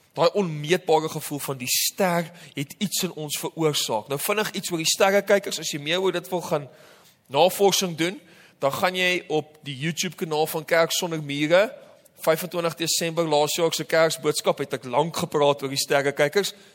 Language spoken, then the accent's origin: Afrikaans; Namibia; moved away; Namibia waar ek vandaan kom